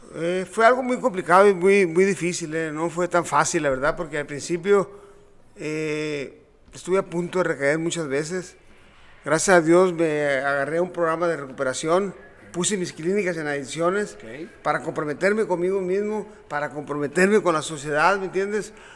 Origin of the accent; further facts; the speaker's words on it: Culiacán, Sinaloa, Mexico; also born or lived in Ciudad Obregón, Sonora; now in Tijuana, Mexico; Culiacán. donde crecí y y la llevo en mi sangre